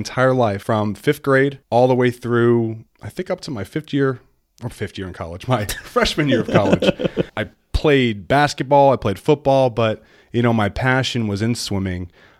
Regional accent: New York, United States; born there; I mean, my folks are from Queens. I was born in New York.

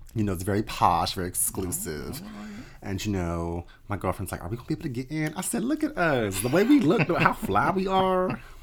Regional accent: Atlantic City, New Jersey, United States; growing up in South Jersey, I you know, especially in Atlantic City area

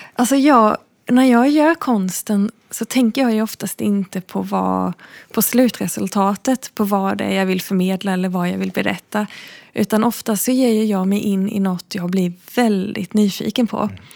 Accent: Backaryd, Blekinge, Sweden; jag är uppvuxen eh, utanför Backaryd, utanför ett jättelitet samhälle som heter Bäckasjögärde, som nästan ingen känner till.

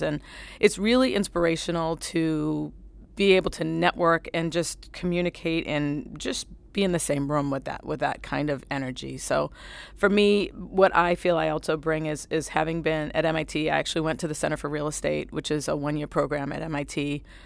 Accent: New Bedford, Massachusetts, United States; I'm from New Bedford, Massachusetts

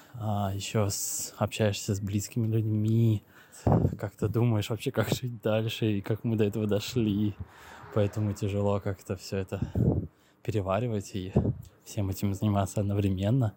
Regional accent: Moscow, Russia; moved away as an adult; now in Istanbul, Turkey; я из Москвы

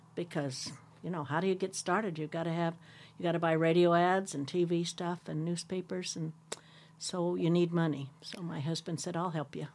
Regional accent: Sherman County, Oregon, United States; when I moved away from Sherman County and moved to the city for the first time in my life

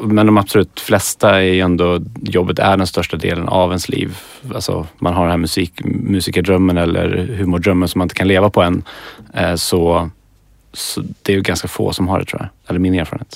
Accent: Skövde, Västra Götaland, Sweden; moved away as an adult; now in Stockholm, Sweden; jag är från Skövde

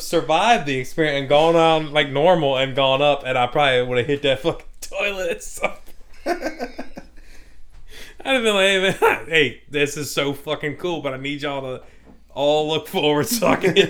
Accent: Louisiana, United States; we're white boys from Louisiana, dude.

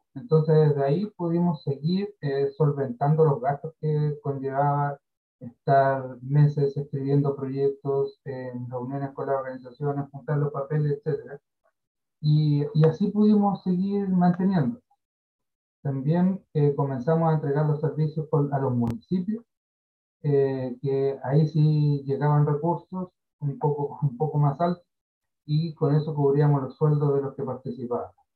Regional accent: Carahue, Araucanía, Chile; yo soy de Carahue, de Temuco a la costa

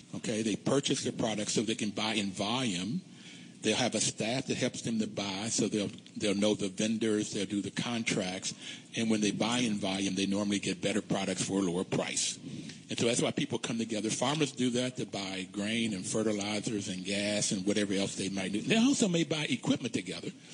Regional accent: Bluefield, West Virginia, United States; moved away; I grew up in Bluefield, West Virginia

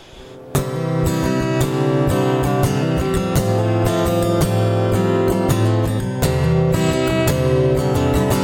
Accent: Eastern Kentucky, United States; also born or lived in California; Back when I was growing up in East Kentucky, I was born in California. My mom and dad moved to East Kentucky when I was three

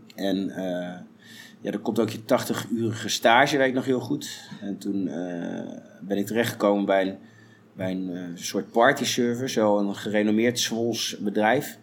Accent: Zwolle, Overijssel, Netherlands; in Zwolle ook waar ik vandaan kom

